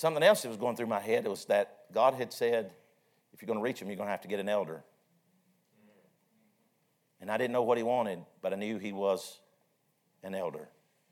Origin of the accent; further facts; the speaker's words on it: Vesta, Virginia, United States; I'm from Vesta, Virginia. I'm pastoring in Vesta, Virginia